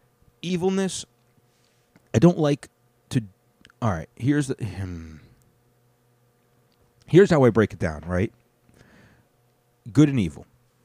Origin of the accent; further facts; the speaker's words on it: United States; Obviously. I'm an American.